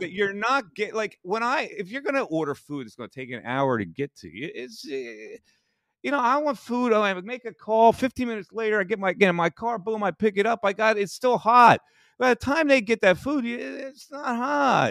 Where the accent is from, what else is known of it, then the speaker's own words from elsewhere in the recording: Bristol, Pennsylvania, United States; right around the corner from where I grew up in Bristol, P